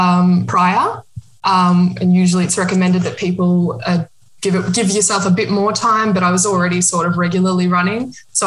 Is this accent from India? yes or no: no; Australia; now in Berlin, Germany; I'm from Australia, but I've been living in Berlin, Germany for the last 2 years.